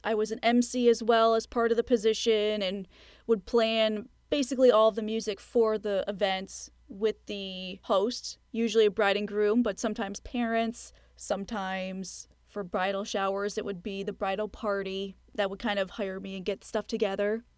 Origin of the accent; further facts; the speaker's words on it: Plattsburgh, New York, United States; I ended up going back to school in my hometown of Plattsburgh, New York